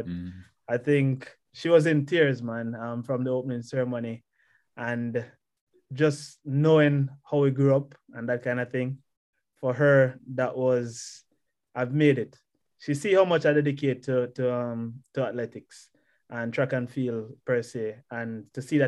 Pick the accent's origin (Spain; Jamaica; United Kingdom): Jamaica; Mile Gully, Manchester; also born or lived in Mandeville, Jamaica; Born in Mandeville, Manchester. And then I grew up within Manchester, which is central Jamaica. Mostly in Mile Gully.